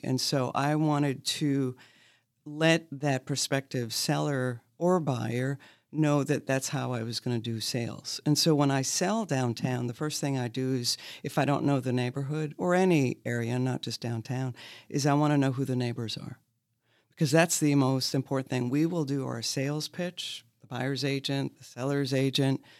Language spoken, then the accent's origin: English; Maine, United States; now in Lexington, United States; I'm from Maine